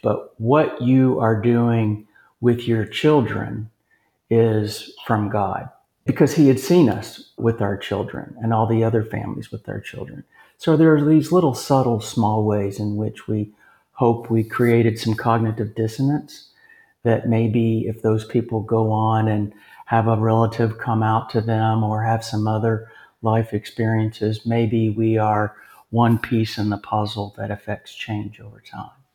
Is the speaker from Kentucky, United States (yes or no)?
yes; Lexington, Kentucky, United States; moved away as an adult; now in Texas, United States; Lexington, Kentucky, my hometown